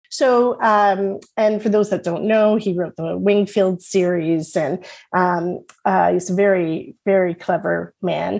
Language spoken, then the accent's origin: English; Toronto, Ontario, Canada; when I was a young girl growing up in Willowdale